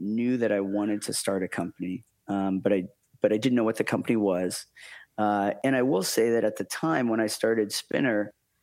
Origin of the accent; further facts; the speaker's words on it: Maine, United States; moved away as an adult; also born or lived in Silicon Valley; I grew up in Maine.